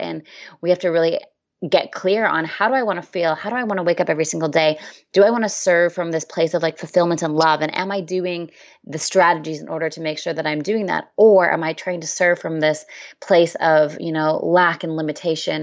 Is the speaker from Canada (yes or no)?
yes; Canada; now in San Diego, United States; I'm originally from Canada